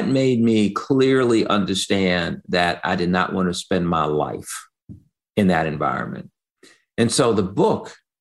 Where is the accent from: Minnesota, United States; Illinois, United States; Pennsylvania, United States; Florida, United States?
Illinois, United States; Chicago; I grew up on the South Side of Chicago